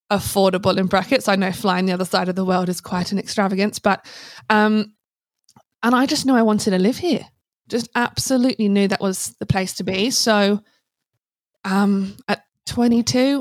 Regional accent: Hazlemere, South East England, United Kingdom; moved away as an adult; now in Australia; Originally a little village called Hazelmere in Buckinghamshire in England

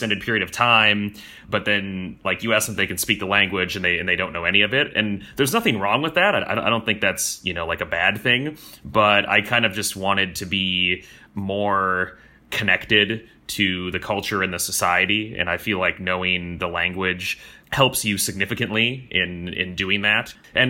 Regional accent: United States; moved away as an adult; now in Vietnam; I'm from the United States

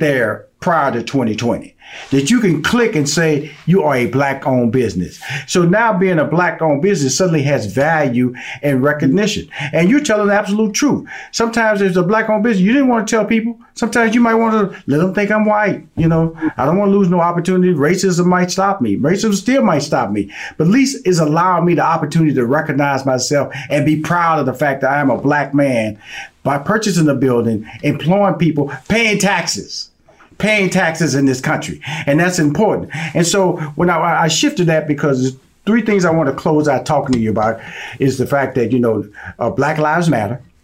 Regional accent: Houston, Texas, United States; I'm born and raised in Houston, Texas

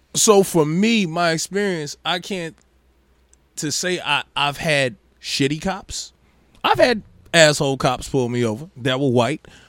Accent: Maryville, United States; growing up in Maryville, when you black, you get pulled over

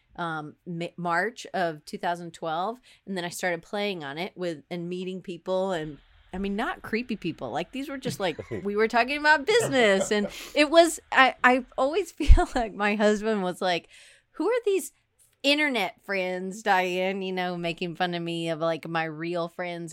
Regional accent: Atlanta, Georgia, United States; moved away as an adult; also born or lived in Auburn, Alabama / Denver; I grew up in Atlanta.

